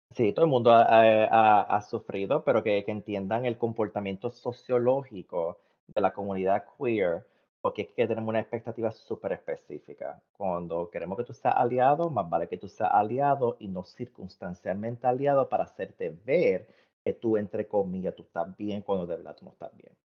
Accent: Puerto Rico; now in United States; los puertorriqueños nosotros somos cariñosos

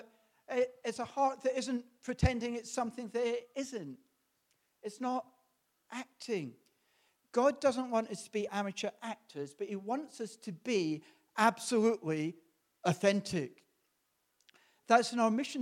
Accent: Scotland, United Kingdom; Growing up in Presbyterian Scotland

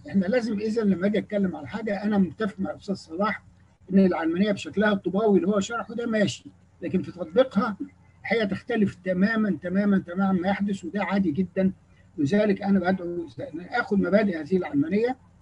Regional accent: Egypt; انا من مصر

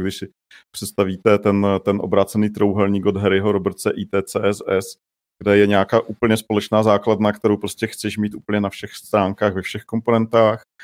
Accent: Czechia; now in Prague, Czech Republic; jsem musel přestat říkat, že jsem z Mělíčova

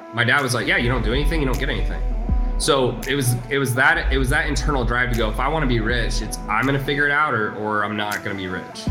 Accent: Houston, Texas, United States; also born or lived in Salt Lake City, Utah; And then we moved to Houston

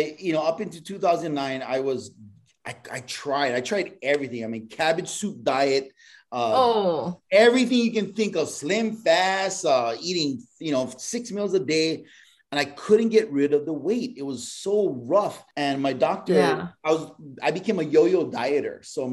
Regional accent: Hawaii, United States; I'm Hawaiian.

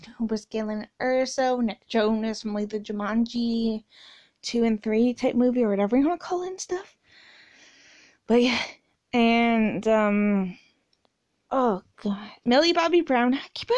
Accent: Canada; I'm Canadian

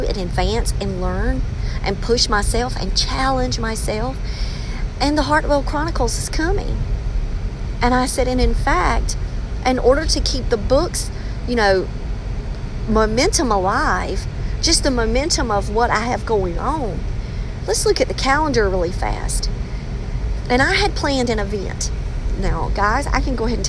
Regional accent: England, United Kingdom; I'm English

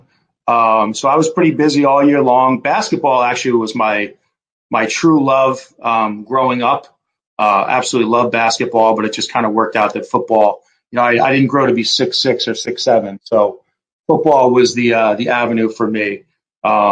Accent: New Jersey, United States; moved away as an adult; I was born and raised in New Jersey

